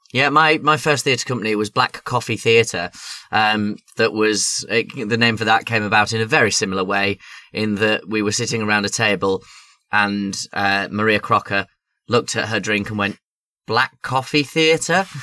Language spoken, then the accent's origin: English; Yorkshire and the Humber, United Kingdom; now in London, United Kingdom; if I were back up in Yorkshire